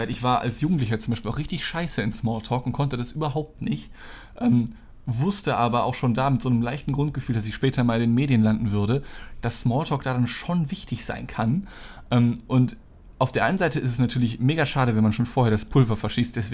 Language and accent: German; North Rhine-Westphalia, Germany; ich bin ja auch im Ruhrgebiet eigentlich groß geworden, habe dann ein, zwei Geschichten darüber gedroppt